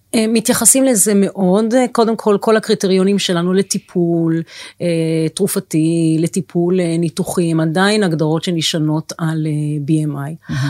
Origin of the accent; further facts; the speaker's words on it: Tel HaShomer, Tel Aviv District, Israel; נולדתי בתל אביב, ביליתי את שנותיי הראשונות בתל השומר